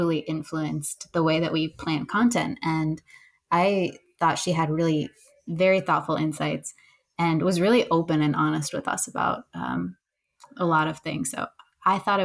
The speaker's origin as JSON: {"language": "English", "region": "upstate New York", "country": "United States", "tie": "born or raised there", "said": "I was born in New York City, but we moved to upstate New York when I was about five"}